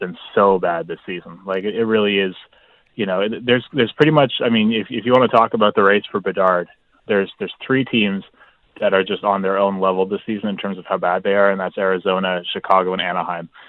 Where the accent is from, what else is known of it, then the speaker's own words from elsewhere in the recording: Halifax, Nova Scotia, Canada; moved away; I'm here in my hometown of Halifax, Nova Scotia